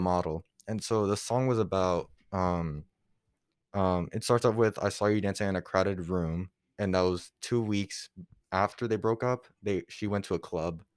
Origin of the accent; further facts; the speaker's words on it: Puerto Rico; moved away; also born or lived in Florida; I grew up in P, like, Puerto Rico